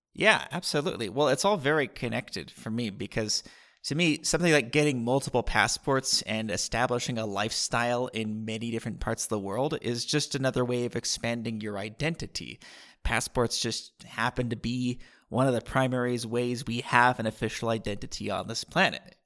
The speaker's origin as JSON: {"language": "English", "town": "San Diego", "region": "California", "country": "United States", "tie": "born or raised there", "also_born_or_lived": "Costa Rica", "moved": "as an adult", "lives_now": "Vilcabamba, Ecuador", "said": "I grew up in San Diego"}